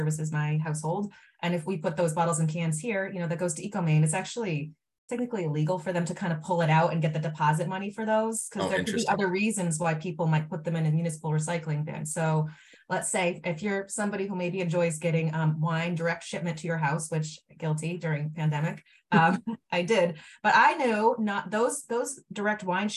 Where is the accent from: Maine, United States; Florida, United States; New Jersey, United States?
Maine, United States; when I was a kid, I grew up in Maine too